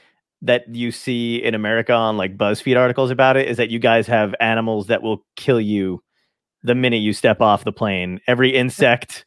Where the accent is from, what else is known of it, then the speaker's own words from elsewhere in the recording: New Jersey, United States; I'm from New Jersey.